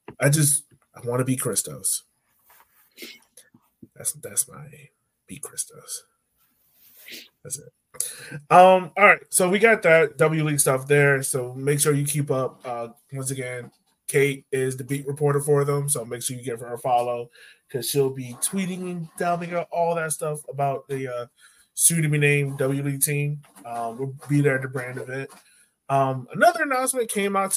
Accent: Richmond, Virginia, United States; growing up in Richmond

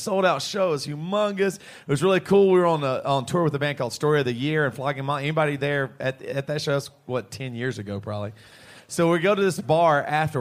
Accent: Charleston, South Carolina, United States; Joey and I are from Charleston, South Carolina

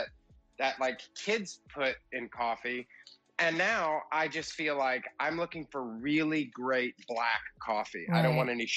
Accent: outside of Atlanta, Georgia, United States; moved away as an adult; also born or lived in New York City; I was raised in Georgia, outside of Atlanta

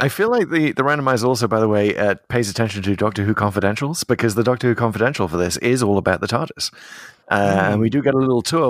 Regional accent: United Kingdom; as a British person

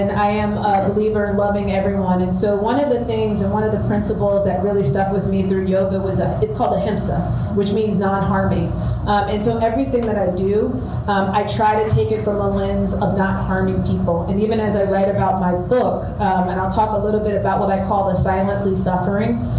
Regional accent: New Jersey, United States; moved away as an adult; now in Houston, United States; I am from New Jersey originally

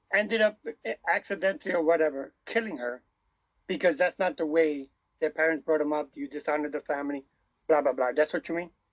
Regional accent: United States; I was raised in America

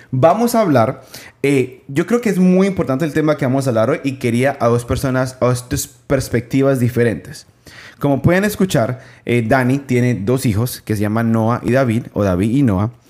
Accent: Peru; Yo soy de Perú.

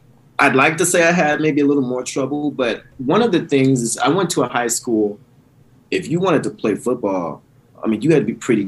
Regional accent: Houston, Texas, United States; moved away; I grew up in Houston, and I actually went to a high school that was a public high school, but it had this incredible theater tradition, Elsick High School in Houston, Texas.

